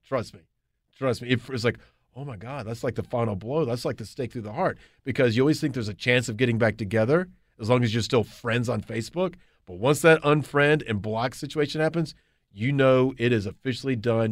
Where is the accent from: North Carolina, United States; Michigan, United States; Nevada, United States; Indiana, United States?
North Carolina, United States; Charlotte; also born or lived in Athens, Georgia; I moved back to Charlotte, my hometown